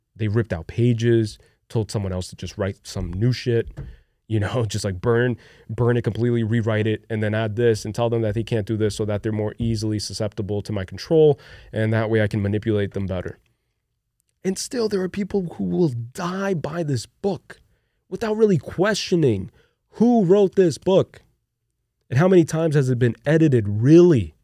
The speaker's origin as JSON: {"language": "English", "country": "Brazil", "tie": "born or raised there", "moved": "yes"}